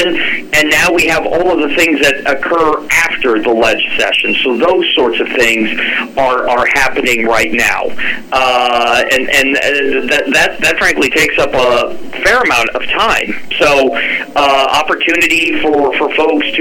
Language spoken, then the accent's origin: English; Nebraska, United States; moved away as an adult; now in Alaska, United States; I just didn't have the convenience of my hometown. We'd have to get them from South Dakota, like every other good God-fearing Nebraska child